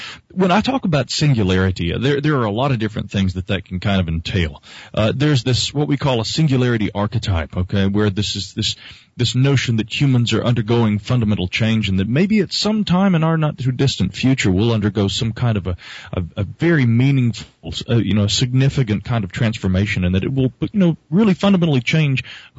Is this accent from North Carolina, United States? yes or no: yes; Asheville, North Carolina, United States; That is correct. Yeah, I am from Asheville, the sweet sunny south down here.